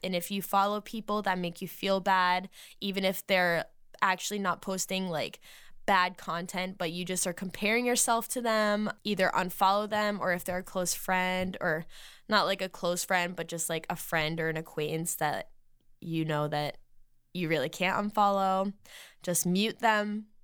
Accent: Massachusetts, United States; moved away; when I lived in Massachusetts in my hometown still

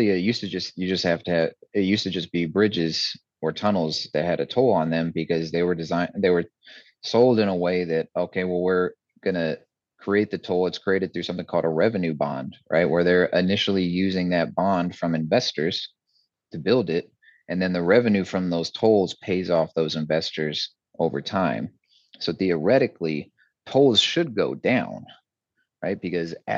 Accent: Texas, United States; I was born and raised in Texas

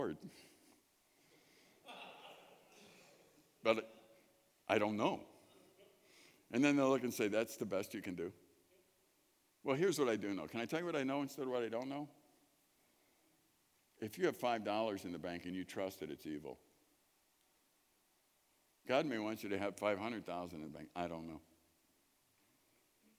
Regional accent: Chicago, Illinois, United States; moved away; I grew up in Chicago.

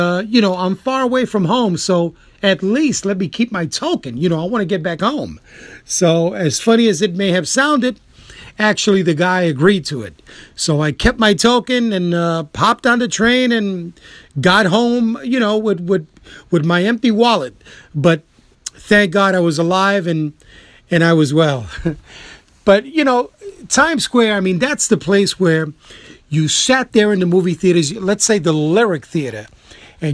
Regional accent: New York City, New York, United States; I am a New Yorker, you know, sevenfold

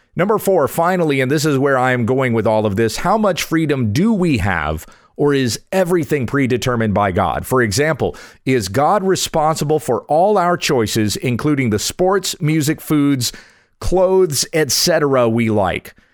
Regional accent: Kansas, United States; moved away as an adult; also born or lived in South Carolina / Junction City, Kansas / Lindale, Texas; I was born in South Carolina and in moving to Texas I feel like I'm returning to my roots. I've spent most of my life in Kansas, but still a Southern boy at heart.

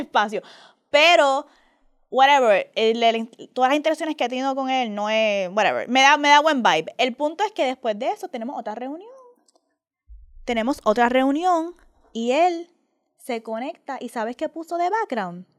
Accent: Puerto Rico; yo me crié con mi mamá en Puerto Rico

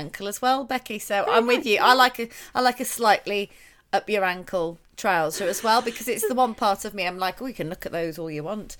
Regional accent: United Kingdom; particularly as a British person, I think, to answer, because we're all so modest.

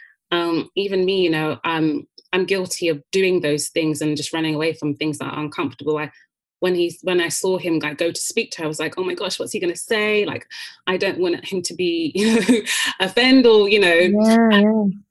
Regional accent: United Kingdom; we're British

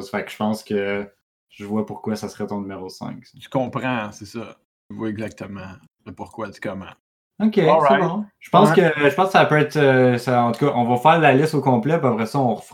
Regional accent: Quebec, Canada; chez nous en Beauce. En Beauce, en ouais, ça s'en vient, tout.

